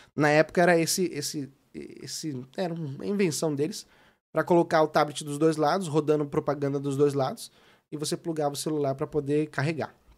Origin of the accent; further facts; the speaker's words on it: São Paulo, Brazil; also born or lived in Sorocaba; eu sou de São Paulo, né? Eu mudei pra Sorocaba com os meus quinze anos